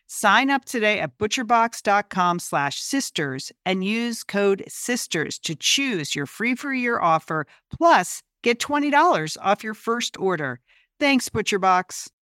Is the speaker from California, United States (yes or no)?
yes; Pasadena, California, United States; born or raised there